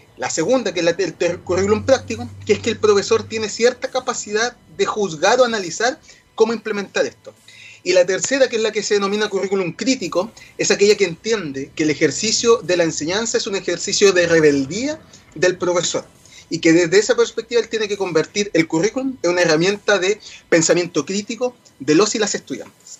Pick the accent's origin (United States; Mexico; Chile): Chile; nos hace sentir orgullosos como chilenos